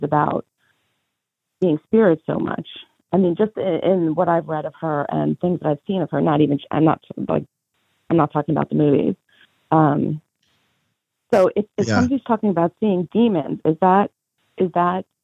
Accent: Long Island, New York, United States; I grew up in Holy Family Parish, and we have very famous psychic medium there, Teresa Caputo, who I'm sure you're aware of, the Long Island medium.

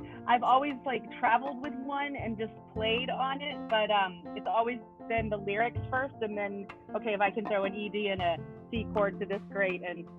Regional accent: the South, United States; now in Los Angeles, United States; because we're raising children in LA and we're both from the South and it's incredibly different.

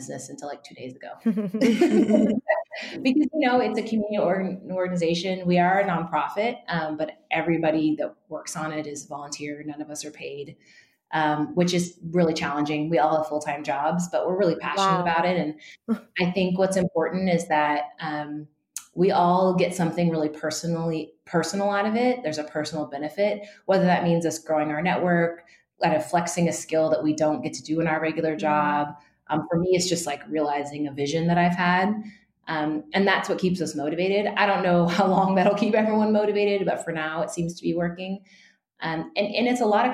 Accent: Northern California, United States; also born or lived in Santa Barbara, California; I grew up in Northern California among a pretty white community.

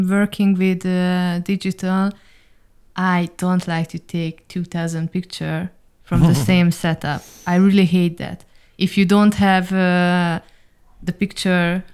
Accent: Hungary; moved away as an adult; also born or lived in Dubai; now in Berlin, Germany; we are originally from Hungary

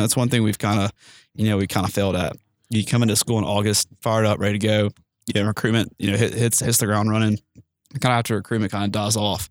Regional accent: Mississippi Gulf Coast, United States; also born or lived in Starkville, Mississippi; I'm originally from the Gulf of Mexico, on the Mississippi Gulf Coast.

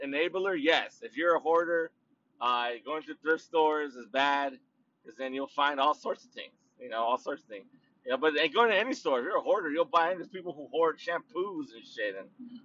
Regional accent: Anaheim, California, United States; also born or lived in Los Angeles County, California; now in Riverside County, United States; I do live in Riverside County now, but but I'm from Orange County, baby, so that's how I represent City of Anaheim, City of Orange, East Side

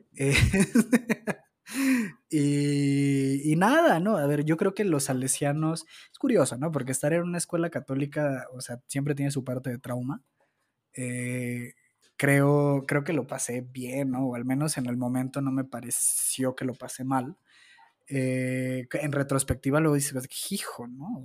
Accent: Zapopan, Jalisco, Mexico; yo nací en Guadalajara, concretamente en Zapopan

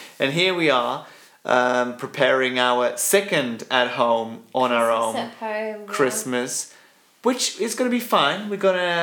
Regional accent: Switzerland; born and bred in Switzerland, like myself

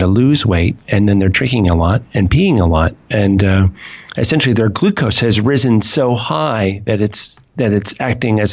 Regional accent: San Francisco, California, United States; now in Houston, United States; growing up in the Bay Area in San Francisco

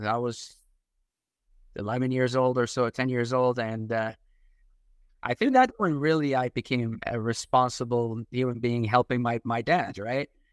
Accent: Iraq; English is a second language; now in United States; I'm a Catholic from Iraq, so we're, we're immigrants.

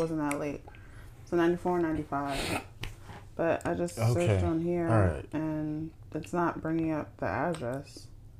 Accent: Maryland, United States; I'm from Maryland.

